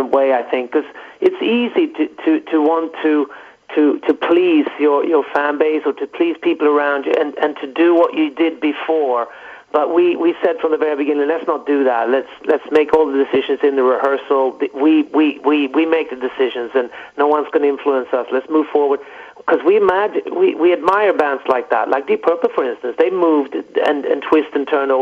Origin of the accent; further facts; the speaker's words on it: Stockholm, Stockholm County, Sweden; we grew up in Stockholm, just outside Stockholm.